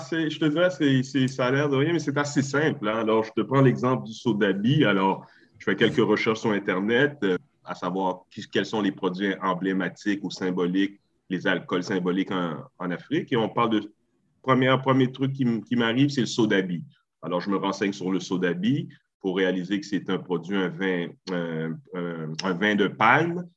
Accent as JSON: {"language": "French", "town": "Montreal", "region": "Quebec", "country": "Canada", "tie": "born or raised there", "said": "je suis né à Montréal, d'origine haïtienne"}